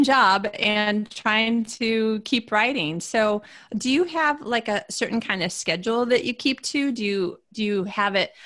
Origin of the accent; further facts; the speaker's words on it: Midwest, United States; now in Los Angeles, United States; I grew up in the Midwest